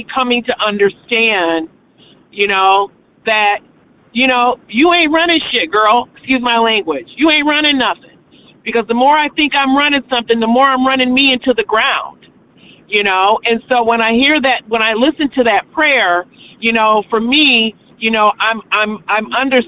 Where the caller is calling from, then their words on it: Michigan, United States; I'm calling in from Michigan.